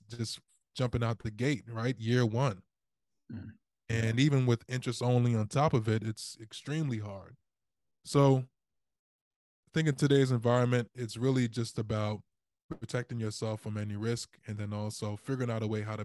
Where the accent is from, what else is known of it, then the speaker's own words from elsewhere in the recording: Baltimore, Maryland, United States; I am from Baltimore City